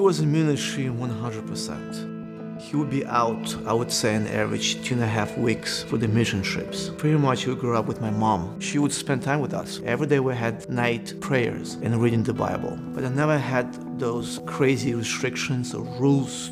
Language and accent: English; Belarus; English is a second language; moved away; I was born in Belarus, between Poland and Russia